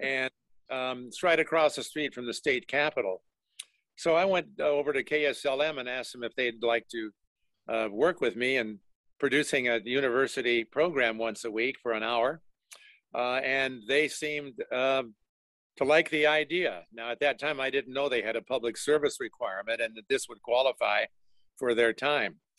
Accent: Denver, Colorado, United States; I grew up in Denver

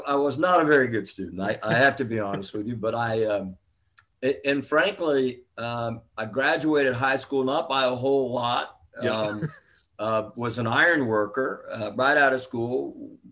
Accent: Miami, Florida, United States; I grew up down in Miami. Miami's home for me, down in South Florida

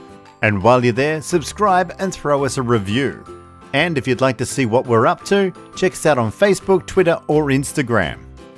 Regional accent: Australia; I'm very Aussie in that way.

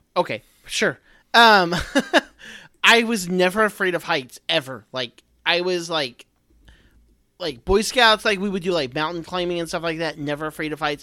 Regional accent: Central Texas, United States; born or raised there; also born or lived in Oklahoma

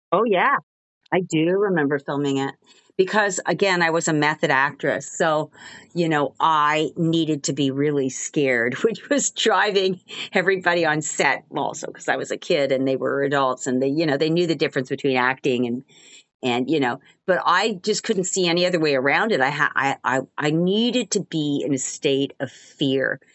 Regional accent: Montreal, Quebec, Canada; moved away as an adult; also born or lived in Albuquerque, New Mexico / Toronto / New York; now in Los Angeles, United States; I am from Montreal, Canada. That's, that's where I grew up, although I'm officially American 'cause I was born in Albuquerque, New Mexico.

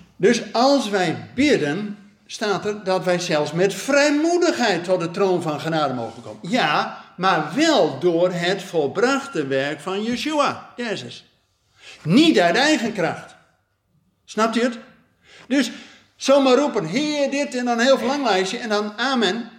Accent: Netherlands; als Nederlanders

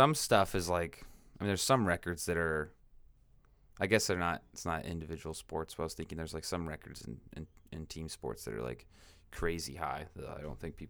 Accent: Washington, United States; now in California, United States; In Washington State.

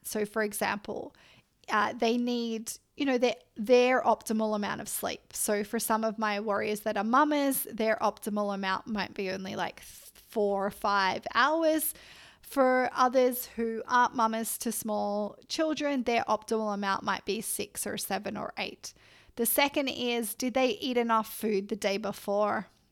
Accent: Australia; I'm Australian

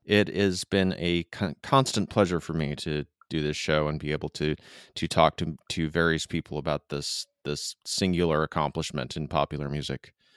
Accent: Midwest, United States; now in Southern California, United States; grew up in the, the Midwest

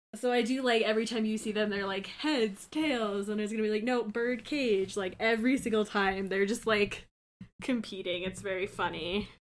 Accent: Colorado, United States; I'm from Colorado

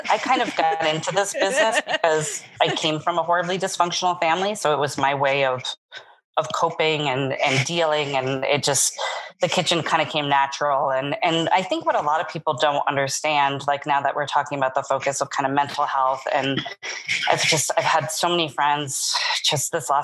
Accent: East Coast, United States; now in Las Vegas, United States; I'm from the East Coast.

